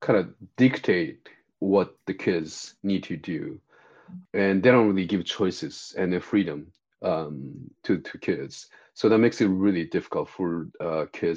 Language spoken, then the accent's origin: English; Japan; moved away as an adult; now in Los Angeles, United States; I'm born and raised in Japan and then came to the US about 20 years ago to be a therapist.